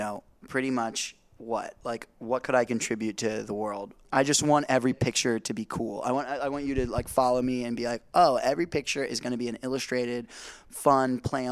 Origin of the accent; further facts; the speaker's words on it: Indiana, United States; I'm from Indiana